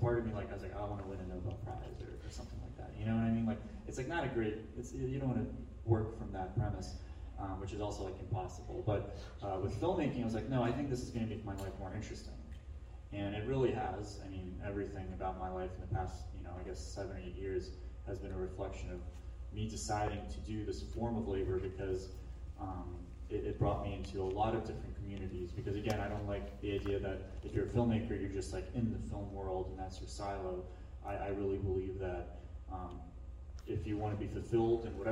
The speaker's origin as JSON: {"language": "English", "country": "Ukraine", "moved": "yes", "lives_now": "Atlanta, United States", "said": "I was in Ukraine, and I'm from Ukraine, and I was visiting my grandmother."}